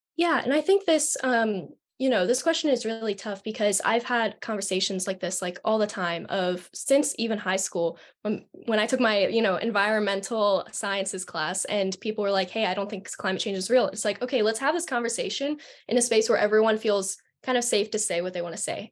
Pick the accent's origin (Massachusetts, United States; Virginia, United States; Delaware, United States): Delaware, United States; I'm from Delaware